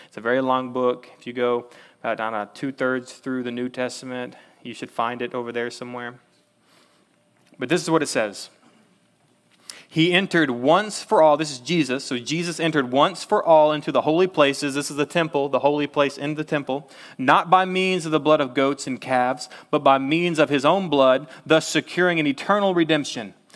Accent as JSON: {"language": "English", "region": "Texas", "country": "United States", "said": "I'm from Texas"}